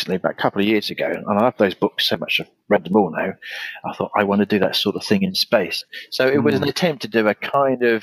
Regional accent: United Kingdom; my hometown, where the Celtic Queen Boudica burnt the place to the ground

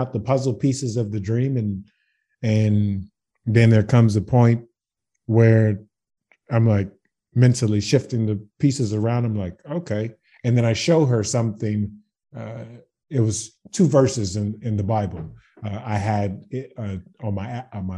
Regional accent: Baton Rouge, Louisiana, United States; moved away as an adult; now in Zagreb, Croatia; I'm from Baton Rouge, Louisiana

